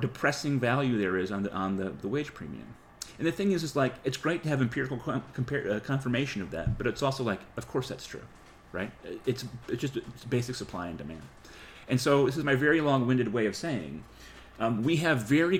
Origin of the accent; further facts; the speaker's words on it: New England, United States; moved away; I come from New England